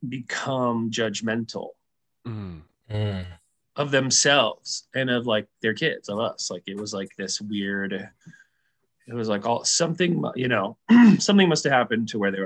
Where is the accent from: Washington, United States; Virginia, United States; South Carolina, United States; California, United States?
California, United States; also born or lived in Arizona; And I'm from California and Arizona, respectively. And I grew up Southern, even though I'm half Mexican and from Arizona and California